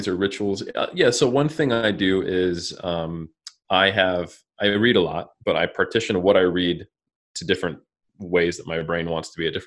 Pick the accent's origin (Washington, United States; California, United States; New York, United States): California, United States; I'm from California